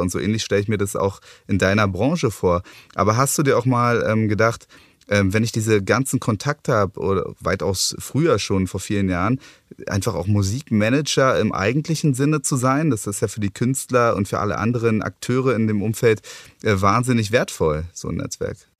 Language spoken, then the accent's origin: German; Berlin, Germany; Ich bin eben Ur-Berliner